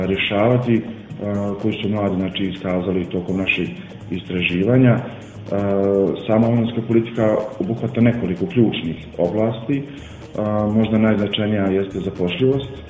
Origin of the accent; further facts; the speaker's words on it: Prijedor, Republika Srpska, Bosnia & Herzegovina; kod nas u Prijedoru ili Bosni i Hercegovini